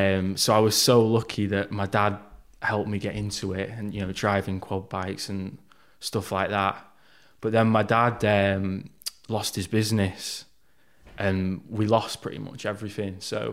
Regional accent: Manchester, North West England, United Kingdom; Yeah, so I grew up around South Manchester. I was always the smallest, shyest kid.

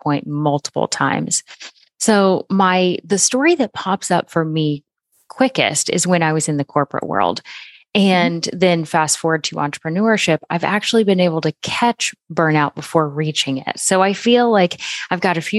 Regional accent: Florida, United States; moved away as an adult; now in Oklahoma, United States; I live in Oklahoma now, but we had gone home to my home state of Florida

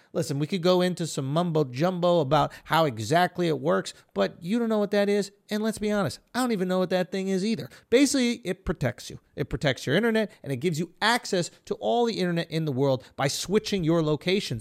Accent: United States

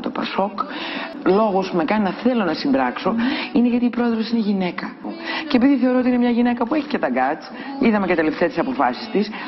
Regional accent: Greece; δεν ανέχομαι σαν Ελληνίδα, γιατί πάνω απ' όλα είναι η πατρίδα μου, να με δουλεύουν και να με περιπέζουν.

